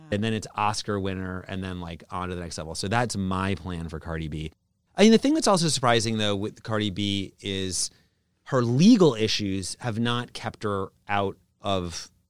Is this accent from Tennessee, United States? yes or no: no; Brooklyn, New York, United States; I'm from Brooklyn is my response